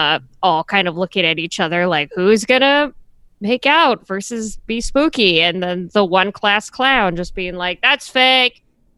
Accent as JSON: {"language": "English", "region": "California", "country": "United States", "tie": "born or raised there", "said": "Growing up in California, you don't have attics or basements. You have detached garages or the garage."}